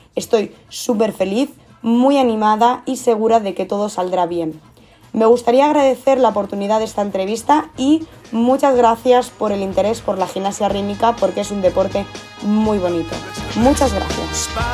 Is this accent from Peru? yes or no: no; South Region, Brazil; Spanish is a second language; Yo soy del sur y allí hace más frío